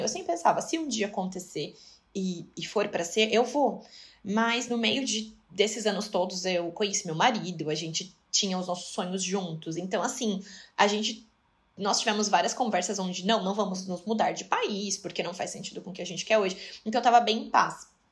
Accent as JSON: {"language": "Portuguese", "country": "Brazil", "moved": "as an adult", "lives_now": "Dubai, United Arab Emirates", "said": "ele sabia que eu era brasileira, claro, que eu sou brasileira"}